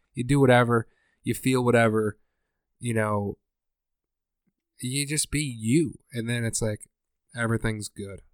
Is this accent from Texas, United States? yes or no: no; Scranton, Pennsylvania, United States; I'm from Scranton